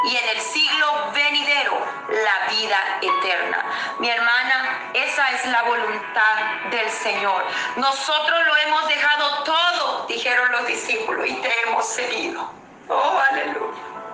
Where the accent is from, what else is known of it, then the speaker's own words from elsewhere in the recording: Venezuela; moved away as an adult; prácticamente que no regreso a mi país, Venezuela. Yo soy nacida en Venezuela. Estuve fuera del país durante todo este tiempo.